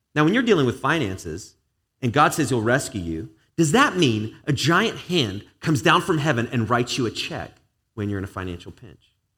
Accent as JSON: {"language": "English", "region": "England", "country": "United Kingdom", "tie": "born or raised there", "moved": "yes", "lives_now": "United States", "said": "I grew up in England, British family"}